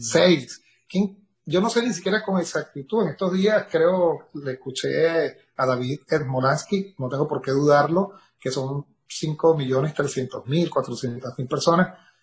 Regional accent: Caracas, Capital District, Venezuela; moved away as an adult; now in Buenos Aires, Argentina; el característico de la ciudad de Caracas, donde yo nací, de la ávila que veía cuando me levantaba en las mañanas, donde vivo la parroquia de la pastora

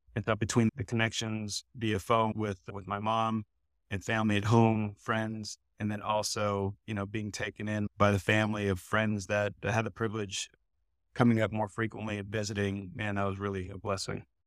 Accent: San Diego, California, United States; moved away as an adult; I grew up in San Diego

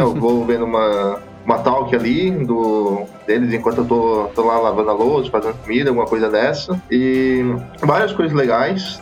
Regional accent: Criciúma, Santa Catarina, Brazil; eu sou, sou de Santa Catarina, nasci, nasci em Criciúma aqui

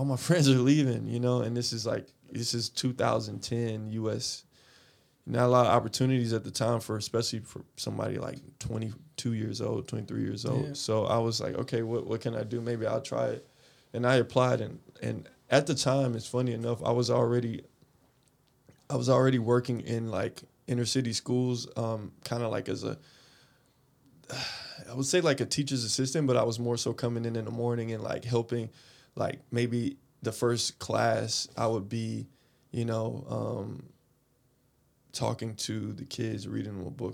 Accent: Atlanta, Georgia, United States; moved away as an adult; also born or lived in Korea / Japan; I'm originally from Atlanta, Georgia. That's my hometown. I was born there, in the city of Atlanta. I grew up there pretty much my whole life

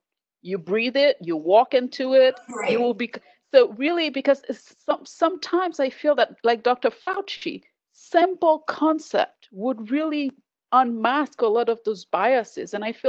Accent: Haiti; oh yeah, I am from Haiti.

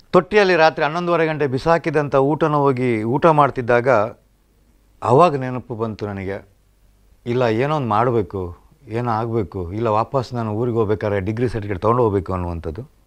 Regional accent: Mundadi, Karnataka, India; ನನ್ನ ಊರು ಬೆಳ್ತಂಗಡಿ ತಾಲೂಕಿನ ಪಣಕಾಜೆಯ ಪಕ್ಕ ಇರುವಂಥ ಮುಂಡಾಡಿ

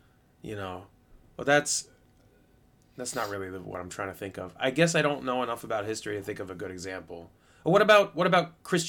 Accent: United States; as an American

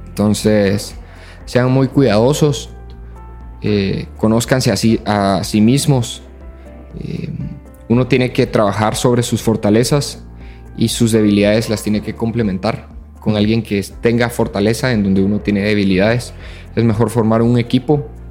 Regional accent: Guatemala

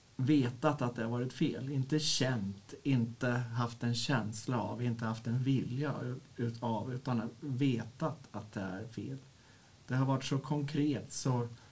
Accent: Örebro, Örebro County, Sweden; Jag kommer från Örebro, eller ja, strax utanför Örebro, där jag är eh, föreståndare för en verksamhet som heter Stiftelsen Sanna

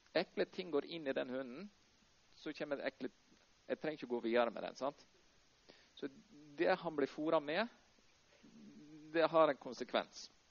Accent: Norway; moved away as an adult; also born or lived in Houston, Texas, United States; en liten gutt fra Eikjastranda som reiste hele veien til Houston

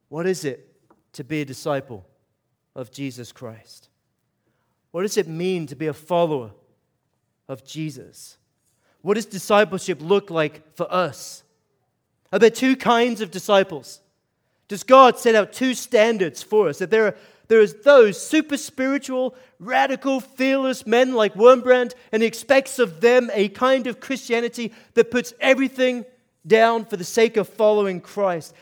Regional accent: Aberdeen, Scotland, United Kingdom; I am from Scotland. Grew up in Aberdeen, Scotland. So I've got to kind of give you an explanation for the accent

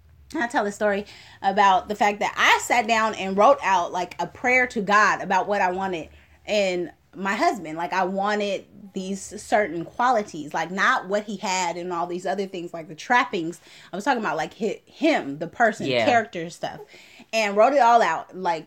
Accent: Oakland, California, United States; because I'm from Oakland.

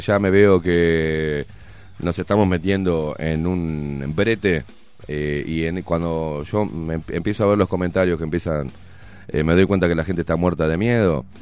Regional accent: Uruguay; Estoy en mi país porque soy uruguayo.

